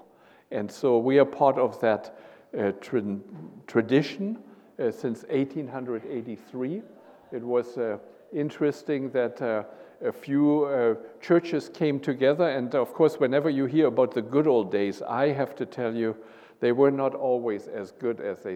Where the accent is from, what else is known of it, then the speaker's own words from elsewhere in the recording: Germany; English is a second language; moved away as an adult; now in United States; I am from Germany